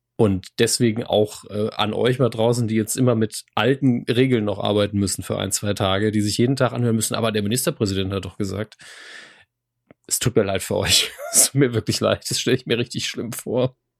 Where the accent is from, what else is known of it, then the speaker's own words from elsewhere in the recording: Saarland, Germany; als Saarländer